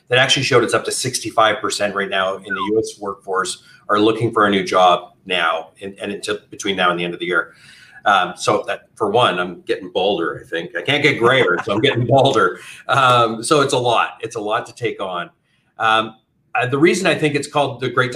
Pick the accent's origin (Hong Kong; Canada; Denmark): Canada; moved away as an adult; now in United States; Originally, I'm from Canada and moved down to the US over 15 years ago